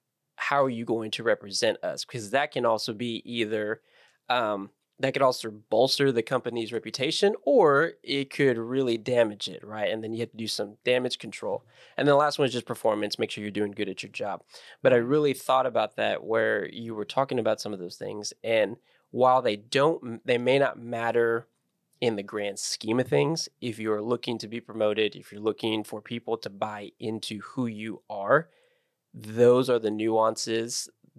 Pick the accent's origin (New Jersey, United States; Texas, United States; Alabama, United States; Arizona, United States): Texas, United States; Beeville; Uh-huh. More realistic. It's a Beeville, Texas.